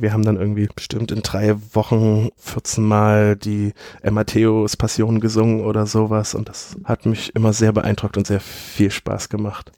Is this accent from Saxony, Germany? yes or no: yes; Leipzig, Saxony, Germany; Ich bin 1987 in Leipzig geboren und ich bin bildender Künstler